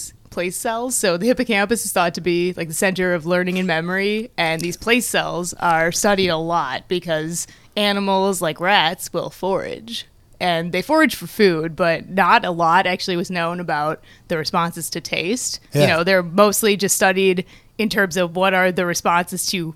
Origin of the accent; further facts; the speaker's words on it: St. Paul, Minnesota, United States; moved away as an adult; now in Boston, United States; I'm from Twin Cities, St. Paul, Minnesota